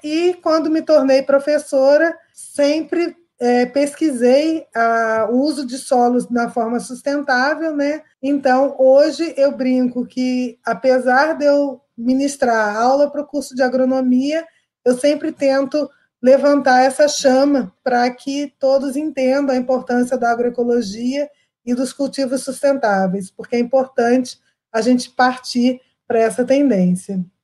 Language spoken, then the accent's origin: Portuguese; Rio de Janeiro, Brazil; Sou carioca